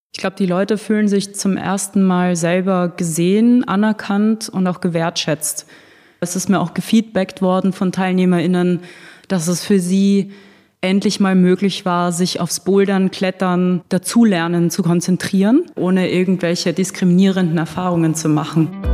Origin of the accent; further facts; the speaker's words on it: Austria; now in Berlin, Germany; Ich bin ursprünglich aus Österreich.